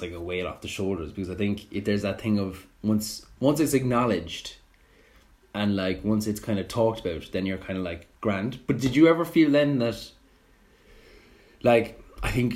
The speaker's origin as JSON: {"language": "English", "country": "Ireland", "said": "as an Irish student"}